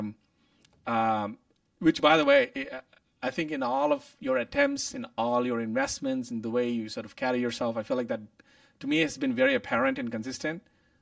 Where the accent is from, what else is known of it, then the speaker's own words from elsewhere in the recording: India; moved away as an adult; now in United States; growing up in India